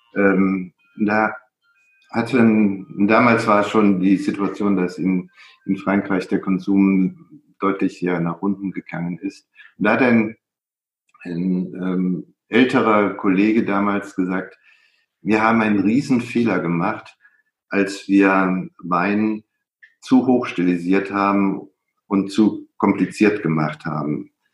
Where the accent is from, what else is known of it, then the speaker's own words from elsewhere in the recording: Middle Rhine, Germany; ich habe ein Buch über den Mittelrhein geschrieben, meine, äh, meine Heimat.